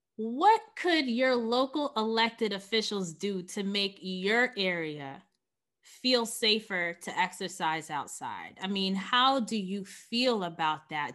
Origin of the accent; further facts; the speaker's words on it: New York City, New York, United States; born and raised in Queens